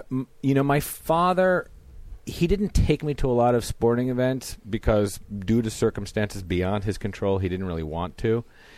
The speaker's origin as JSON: {"language": "English", "town": "Los Angeles", "region": "California", "country": "United States", "tie": "born or raised there", "also_born_or_lived": "New York"}